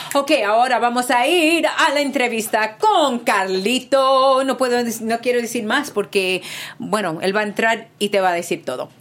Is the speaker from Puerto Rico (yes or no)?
yes; Puerto Rico; also born or lived in New York; now in California, United States; Yo soy boricua también